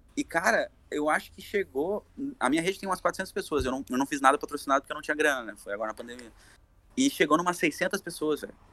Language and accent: Portuguese; Brazil; A gente é brasileiro